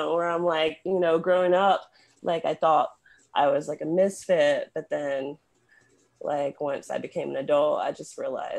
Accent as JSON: {"language": "English", "region": "Mississippi", "country": "United States", "tie": "born or raised there", "also_born_or_lived": "Virginia / New York", "moved": "as an adult", "lives_now": "New Mexico, United States", "said": "I grew up in mostly in Mississippi. That's pretty much where I was raised. I was born in Virginia. And then, like, my dad's from New York, so I spent time up there, like, as a little kid."}